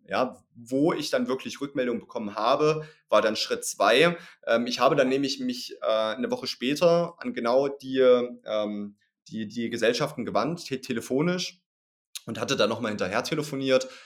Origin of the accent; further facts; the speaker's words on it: East Germany, Germany; ich komme aus Ostdeutschland